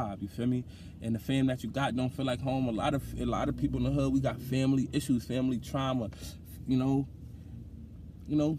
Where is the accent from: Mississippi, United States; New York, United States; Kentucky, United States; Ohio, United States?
New York, United States; also born or lived in Bronx, New York / Brownsville, Brooklyn; I was born in Lincoln Hospital, and I lived in Mitchell Projects in the Bronx for the first 10 years of my life